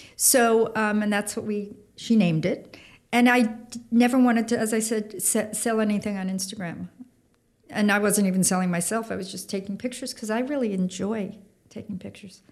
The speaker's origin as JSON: {"language": "English", "area": "Long Island", "region": "New York", "country": "United States", "tie": "born or raised there", "said": "I grew up on Long Island"}